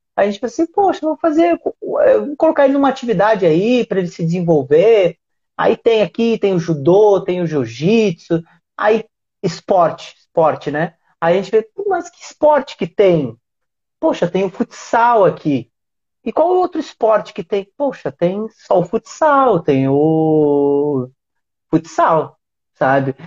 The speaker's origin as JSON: {"language": "Portuguese", "town": "Uruguaiana", "region": "Rio Grande do Sul", "country": "Brazil", "said": "eu sou da, de Uruguaiana. Uruguaiana é fronteira com o Passo de Los Libres"}